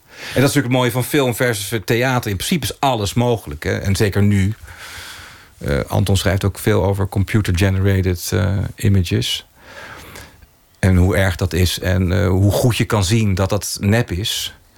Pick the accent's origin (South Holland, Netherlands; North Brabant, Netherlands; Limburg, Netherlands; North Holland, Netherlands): South Holland, Netherlands; Oegstgeest; ik ben opgegroeid in Oesgeest